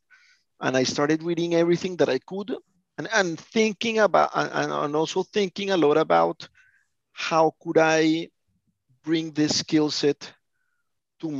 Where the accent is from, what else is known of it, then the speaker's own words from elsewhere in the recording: Colombia; I'm from Colombia